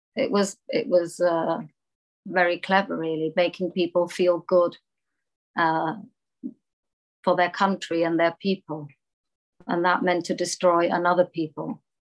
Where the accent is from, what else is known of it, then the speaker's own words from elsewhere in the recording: Munich, Bavaria, Germany; also born or lived in France; I was actually born in France, but I grew up in Munich, Bavaria, and Germany